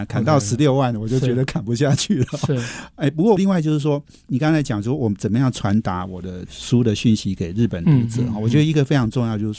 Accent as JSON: {"language": "Chinese", "country": "Taiwan", "said": "我们台湾人"}